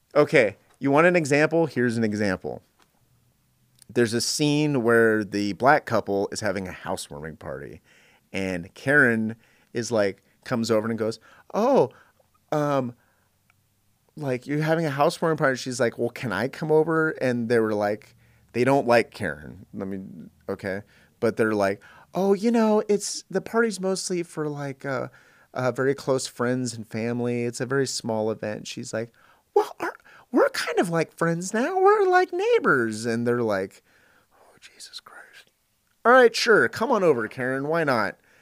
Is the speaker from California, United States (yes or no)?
yes; Northern California, United States; I grew up in Northern California